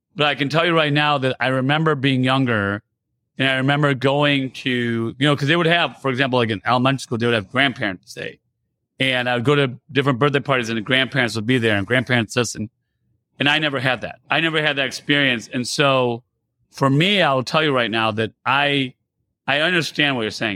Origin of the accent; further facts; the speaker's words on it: United States; also born or lived in Iran; I grew up here in America, and I was originally born in Iran.